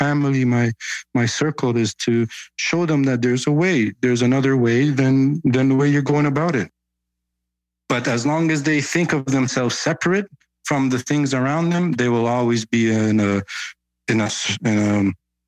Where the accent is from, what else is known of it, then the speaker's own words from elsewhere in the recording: Canada; because I grew up in Canada